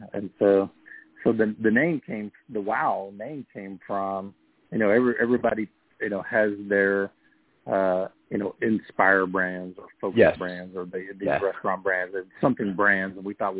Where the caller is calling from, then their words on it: Rehoboth Beach, Delaware, United States; I am calling from the great city of Rehoboth Beach, Delaware, today.